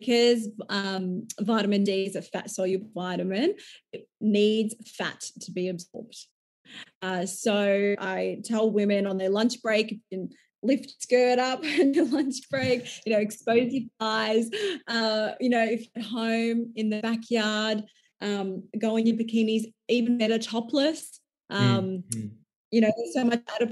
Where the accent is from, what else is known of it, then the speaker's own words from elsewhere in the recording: Melbourne, Victoria, Australia; growing up in Melbourne, there's a lot of fast food and drinking culture